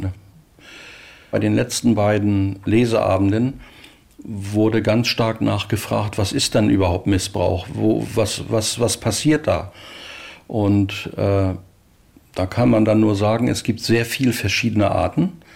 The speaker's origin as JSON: {"language": "German", "town": "Rostock", "region": "Mecklenburg-Vorpommern", "country": "Germany", "tie": "born or raised there", "said": "ich bin also 1951 in Rostock geboren, habe mein Abitur dort gemacht und bis zum Abitur bei meinen Eltern gewohnt"}